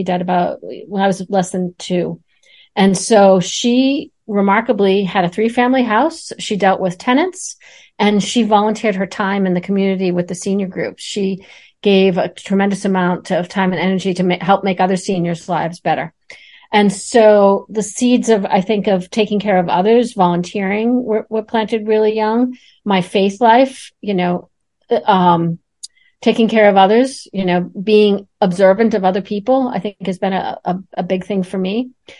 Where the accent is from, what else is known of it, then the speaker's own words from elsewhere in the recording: Boston, Massachusetts, United States; So I was born in Boston